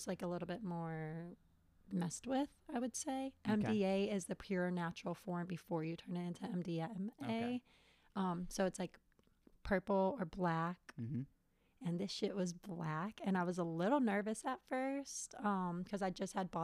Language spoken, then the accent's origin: English; Chicago, Illinois, United States; I was born in Chicago.